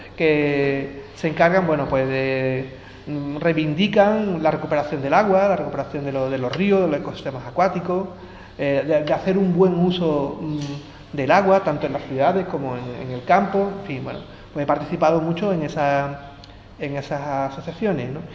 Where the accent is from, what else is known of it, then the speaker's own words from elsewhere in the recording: Jerez de la Frontera, Andalusia, Spain; moved away; also born or lived in Seville / Zaragoza; yo vengo de aquí, de Jerez